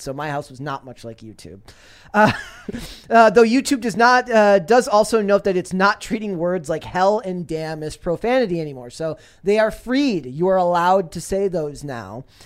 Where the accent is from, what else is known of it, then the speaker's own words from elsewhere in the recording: Minnesota, United States; I'm from Minnesota.